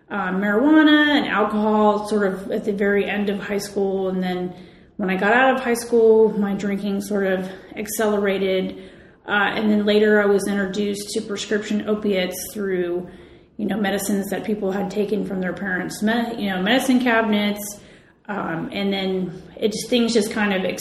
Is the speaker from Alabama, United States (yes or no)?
no; West Chester, Ohio, United States; moved away; also born or lived in San Francisco; I am from a part of Ohio, Westchester, Ohio. When I was growing up, it was a rural area